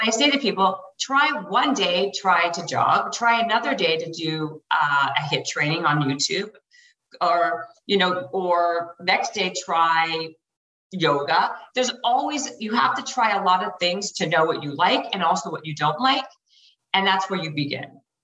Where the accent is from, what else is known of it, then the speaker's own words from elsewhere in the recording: Canada; moved away as an adult; now in Los Angeles, United States; I'm Canadian, so I was here in LA on a worker's visa